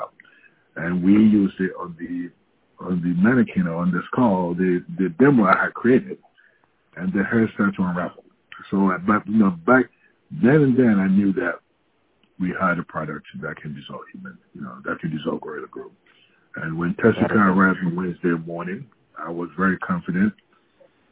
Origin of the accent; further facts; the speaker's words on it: Ghana; moved away as an adult; now in United States; growing up in Ghana